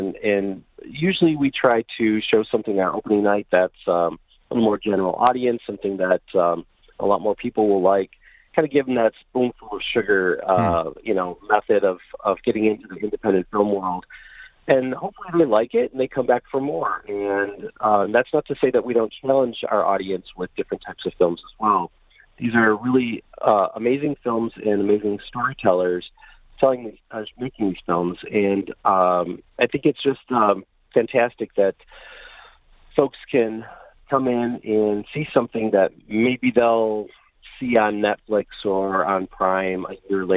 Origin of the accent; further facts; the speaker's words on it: Bay City, Michigan, United States; I grew up in Bay City, and I have heard of Bablo Island as a kid